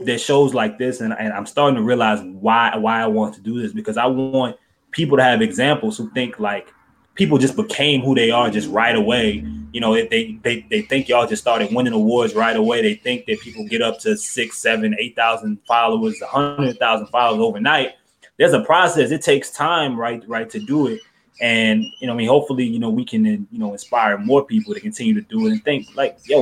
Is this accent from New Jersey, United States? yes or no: no; New Orleans, Louisiana, United States; growing up in New Orleans.